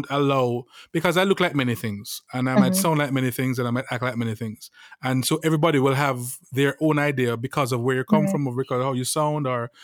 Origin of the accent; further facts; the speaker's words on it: Jamaica; I'm Jamaican